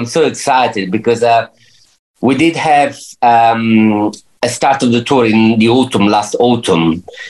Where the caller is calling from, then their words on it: Spain; also born or lived in United Kingdom; I'm in Spain.